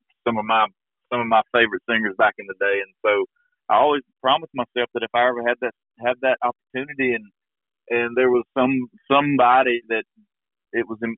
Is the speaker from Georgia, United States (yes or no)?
yes; Georgia, United States; now in Eagleville, Tennessee, United States; when I was growing up in Georgia